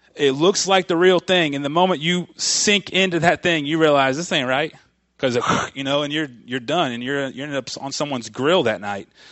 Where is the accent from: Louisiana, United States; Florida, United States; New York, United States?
Florida, United States; I grew up in Florida. I grew up on the, on the, uh, on the Atlantic Ocean side of Florida. over there, right, you know, about an hour south of Orlando